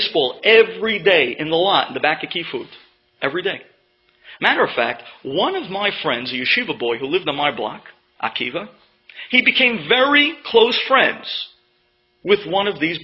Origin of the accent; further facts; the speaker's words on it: New York City, New York, United States; When I was growing up in Avenue L, where my parents lived and continue to live